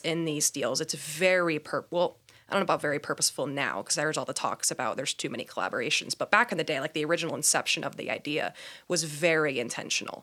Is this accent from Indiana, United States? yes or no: yes; Indiana, United States; moved away as an adult; also born or lived in Myrtle Beach, South Carolina; now in Portland, United States; born and raised in Indiana